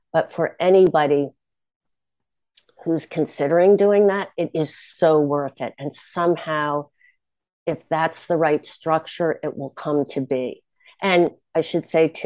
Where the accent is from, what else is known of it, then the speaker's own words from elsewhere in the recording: Bronxville, New York, United States; my hometown is Bronxville